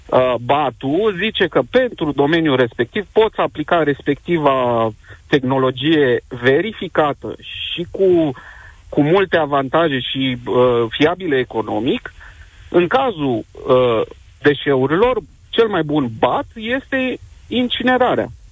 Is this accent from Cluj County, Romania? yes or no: yes; Cluj-Napoca, Cluj County, Romania; sunt din Cluj-Napoca